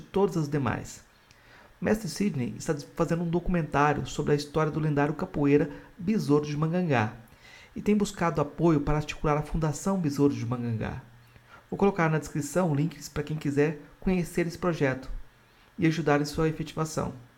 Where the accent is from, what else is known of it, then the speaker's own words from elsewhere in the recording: Jataí, Goiás, Brazil; now in Santo Amaro, Brazil; Eu que sou goiano, do Jataí